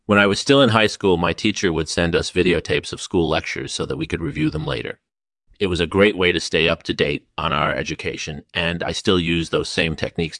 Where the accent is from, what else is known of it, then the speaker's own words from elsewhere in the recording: Iowa, United States; I was born and raised in Iowa